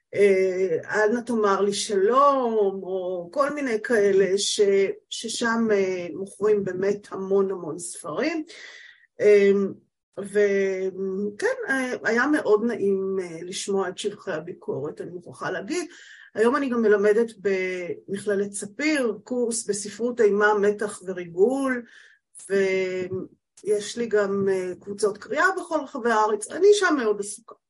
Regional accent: HaMa'apil, Central District, Israel; now in northern Israel; אני בת קיבוץ המעפיל

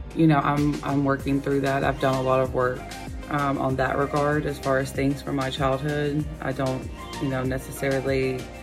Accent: Gainesville, Georgia, United States; I was born in 1988 in Gainesville, Georgia, about an hour north of Atlanta.

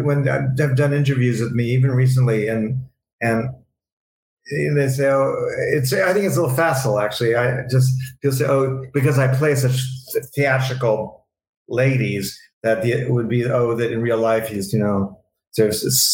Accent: New York City, New York, United States; I was from New York City

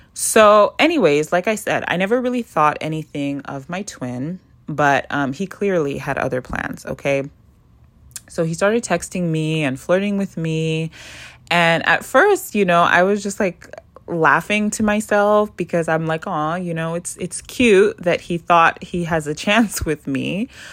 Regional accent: Canada; moved away as an adult; also born or lived in South America; now in Toronto, Canada; I moved back to Canada. And I landed in Toronto after coming back from South America

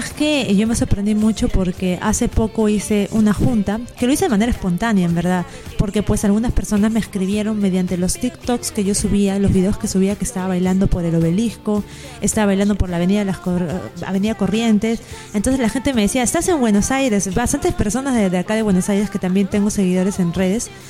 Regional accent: Lima, Peru; allá en Perú, en Lima, mi ciudad natal

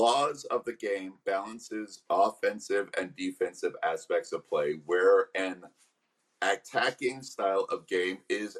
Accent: Arizona, United States; now in California, United States; The Arizona Hawks hails from my home state.

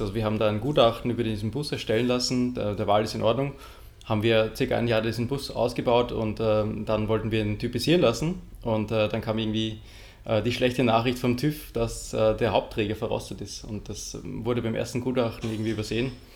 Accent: Lower Austria, Austria; moved away; also born or lived in Vienna; geboren in Wien und dann aufgewachsen in Niederösterreich

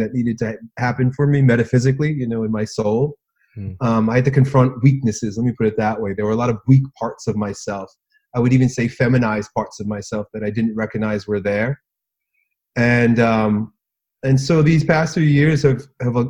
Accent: United States; I grew up in American public schools

